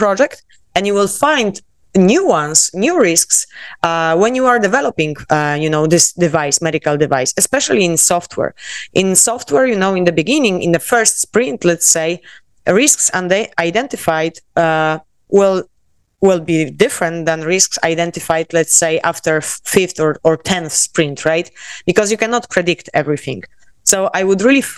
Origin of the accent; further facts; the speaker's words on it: Poland; accent: Polish; English is a second language; moved away as an adult; also born or lived in South Korea / Miami, United States; now in Barcelona, Spain; I am Polish, as you can tell by my accent